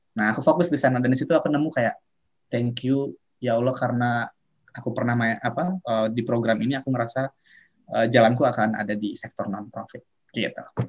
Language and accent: Indonesian; Serang, Banten, Indonesia; aku orang Serang Banten